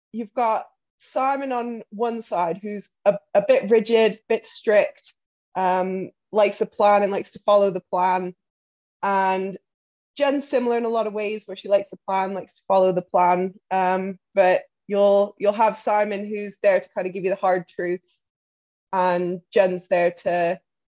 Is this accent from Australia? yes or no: no; Canada; moved away as an adult; also born or lived in Derby, England; now in United Kingdom; I am Canadian